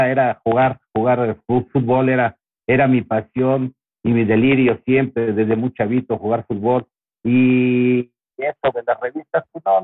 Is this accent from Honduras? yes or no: no; Xalapa, Veracruz, Mexico; yo yo nací en Veracruz, Veracruz, y cuando mi mamá se separó de mi papá, nos fuimos a vivir a Jalapa, Veracruz, a la casa de mis abuelos.